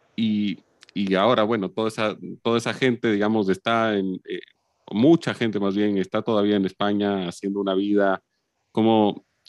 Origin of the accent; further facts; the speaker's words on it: Ecuador; also born or lived in Chile / Lima, Peru; yo nací en, en Chile y vine a, vivir a Ecuador a los cuatro años